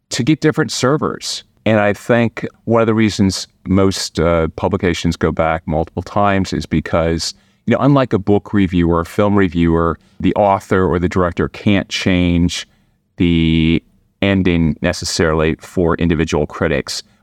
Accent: Midwest, United States; now in Washington, D.C., United States; am from the Midwest.

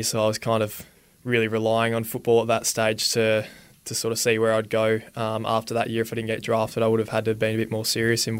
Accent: Robe, South Australia, Australia; I grew up in Robe. I think a lot of people know, especially in South Australia, where Robe is, and it's obviously 3 hours south of Adelaide, but grew up down there in the seaside town

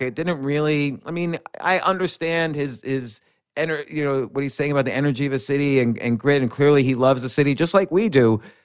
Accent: New York City, New York, United States; I was born in Manhattan, raised right around Manhattan, and I've been in Manhattan and New York City my entire adult life

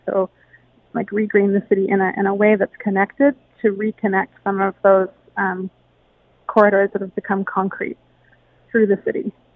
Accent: Hamilton, Ontario, Canada; growing up in Hamilton

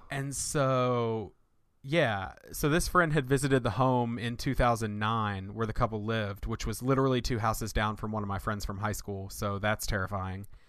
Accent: Winston-Salem, North Carolina, United States; my hometown, uh, where I grew up in right outside Winston-Salem, North Carolina

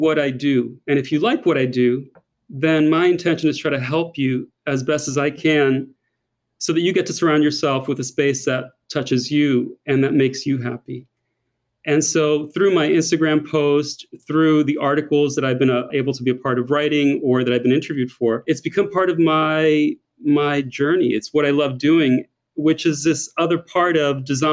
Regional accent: United States; accent: thick American; moved away as an adult; now in Paris, France; as an American living in Paris

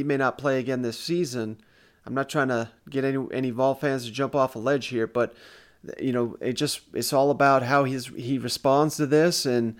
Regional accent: East Tennessee, United States; Growing up in East Tennessee, we know all about the FAA here.

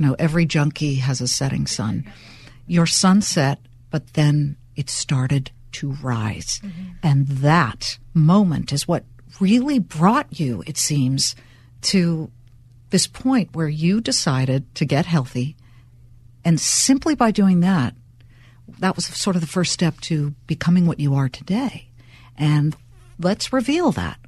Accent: Los Angeles, California, United States; moved away as an adult; now in New Jersey, United States; I'm a California girl, born and bred in Los Angeles, and now an accidental New Yorker. Okay, I'll admit it, New Jersey

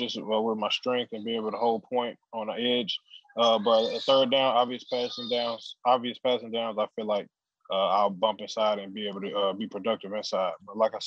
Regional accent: Crowley, Texas, United States; I'm back in Crowley, Texas, in my hometown, just watching it with my family

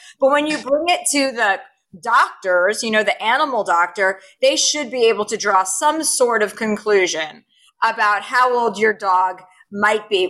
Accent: Livingston, New Jersey, United States; moved away; I'm from New Jersey. I'm from New Jersey where the pageant game is strong

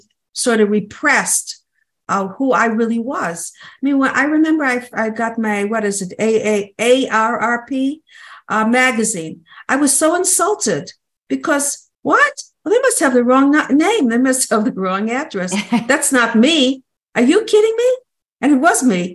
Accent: New Jersey, United States; I'm from New Jersey

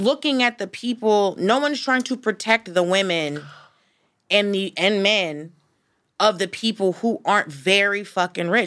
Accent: the South, United States; moved away; I'm from the South

